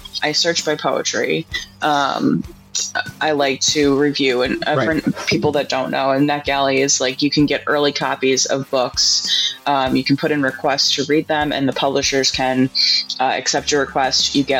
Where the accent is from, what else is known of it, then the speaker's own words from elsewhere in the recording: South Carolina, United States; I was like … from South Carolina.